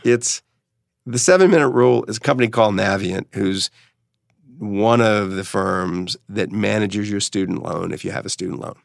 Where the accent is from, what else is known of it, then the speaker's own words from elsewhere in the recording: New Orleans, Louisiana, United States; where I grew up in New Orleans